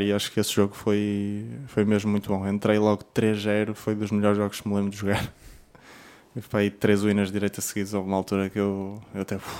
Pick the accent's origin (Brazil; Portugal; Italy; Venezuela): Portugal; como português